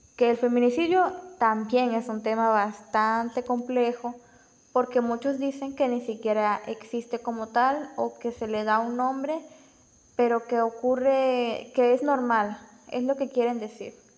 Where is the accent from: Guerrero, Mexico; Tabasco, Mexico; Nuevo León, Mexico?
Tabasco, Mexico; Villahermosa; soy de Villahermosa, Tabasco